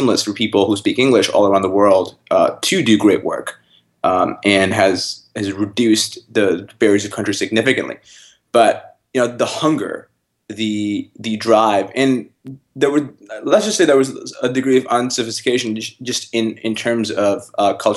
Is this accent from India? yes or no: yes; North India, India; now in Canada; I grew up in North India